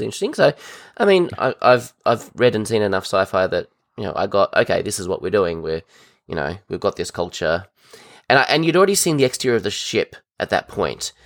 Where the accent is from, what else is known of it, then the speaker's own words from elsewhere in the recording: Tasmania, Australia; I'm actually from Tasmania, Australia.